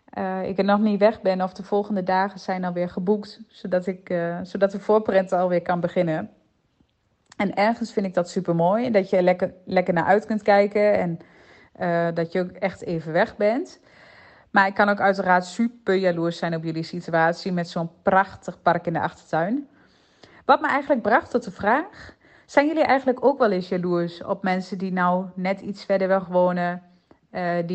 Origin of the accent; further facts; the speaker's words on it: Twente, Overijssel, Netherlands; accent: Twente; Zoals jullie misschien wel aan mijn accent kunnen horen, woon ik niet bepaald dichtbij de Efteling. Helaas. Ik woon namelijk in het mooie Twente